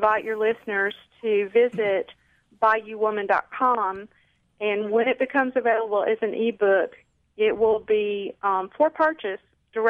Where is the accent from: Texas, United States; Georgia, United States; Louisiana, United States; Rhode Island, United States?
Louisiana, United States; North; moved away as an adult; also born or lived in Southern Terrebonne Parish, Louisiana; now in Terrebonne Parish, United States; I am originally from North Louisiana, and I moved down to South Louisiana in 1978 and went to work in the oil field.